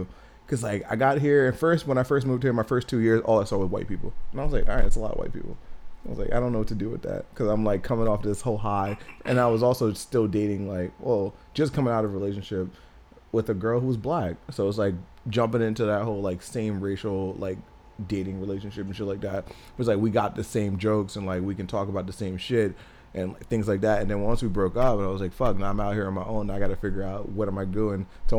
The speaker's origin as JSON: {"language": "English", "region": "New Jersey", "country": "United States", "tie": "born or raised there", "said": "It's a very diverse area, but, like, just my town in particular, we had a very heavy Hispanic population."}